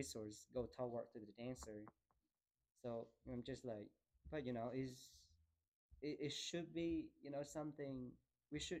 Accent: Da Nang, Vietnam; moved away as an adult; when I got back to Da Nang, it's my city.

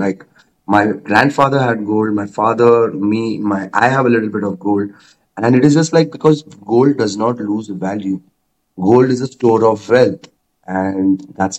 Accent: India; I'm from India

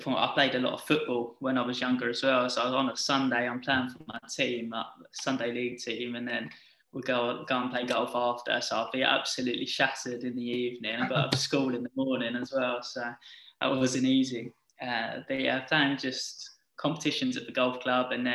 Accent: Essex, East of England, United Kingdom; I'm from Essex

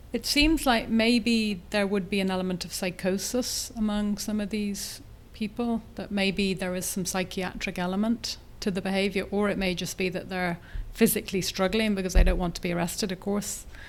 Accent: Ireland; I'm Irish

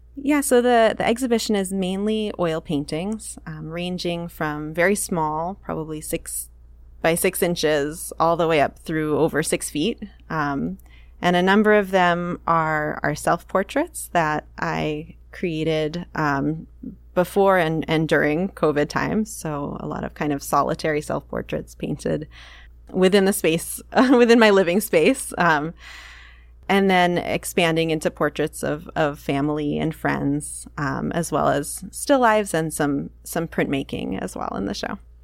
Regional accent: Maine, United States; also born or lived in San Francisco; now in Seattle, United States; I'm from Maine originally

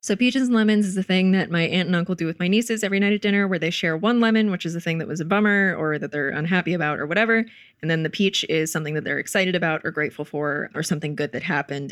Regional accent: Wilmington, North Carolina, United States; moved away; my hometown, Wilmington

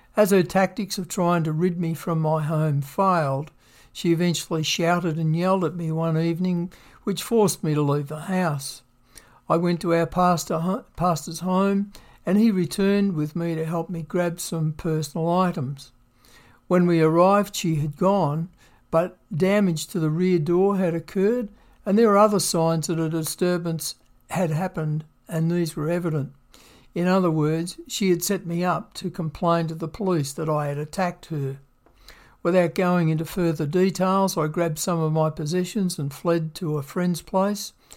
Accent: Victoria, Australia; moved away as an adult; also born or lived in Western Australia; I grew up in Victoria, Australia

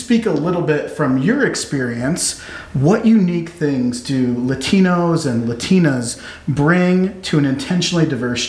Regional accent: Omaha, Nebraska, United States; growing up in Omaha, being around a predominantly white community

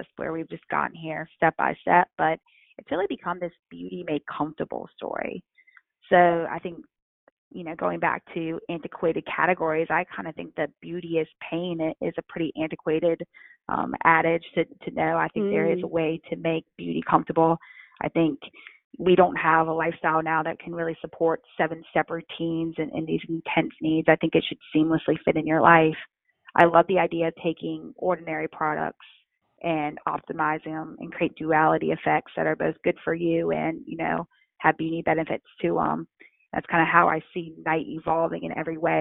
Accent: North Carolina, United States; I come from North Carolina

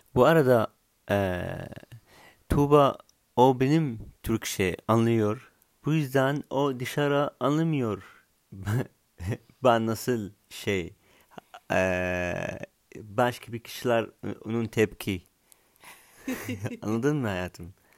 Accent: Syria; Turkish is a second language; also born or lived in Saudi Arabia; now in Istanbul, Turkey; ben Suriyelim

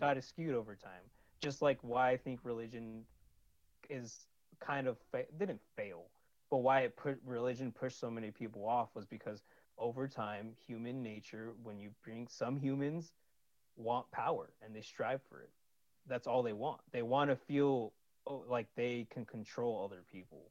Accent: California, United States; also born or lived in Sunnyvale, California / Santa Clara, California / San Jose, California; I'm from California

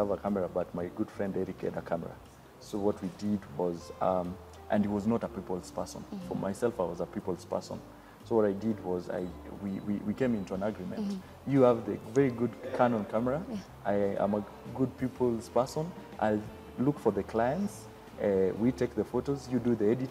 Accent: Makueni County, Kenya; first language Kamba; English is a second language; moved away; also born or lived in Thika / Nairobi; having grown up in the village in Makueni

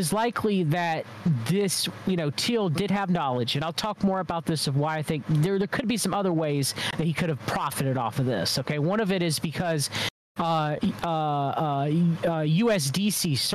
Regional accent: United States; as an American

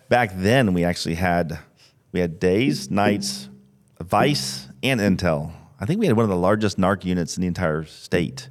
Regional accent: St. Petersburg, Florida, United States; Born and raised in Saint Pete.

